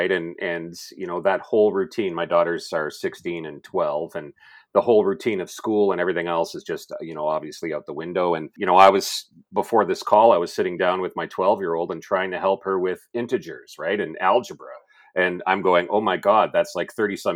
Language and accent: English; Sudbury, Ontario, Canada; moved away as an adult; also born or lived in North Bay / London, Ontario / Toronto / North Vancouver, British Columbia; So, born and raised in Sudbury, uh, lived in North Bay. So, once upon a time, I was a radio newscaster. So, I lived in North Bay, London. Obviously, I did my stint in Toronto, like every good Ontarian. But I also lived out west.